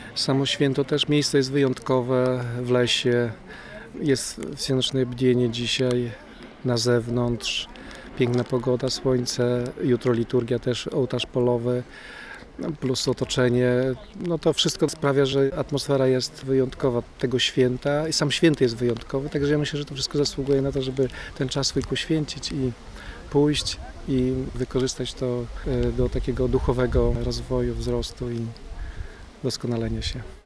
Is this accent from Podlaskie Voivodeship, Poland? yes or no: yes; Supraśl, Podlaskie Voivodeship, Poland; święty Łukasz jest osobą bardzo czczoną u nas w Supraślu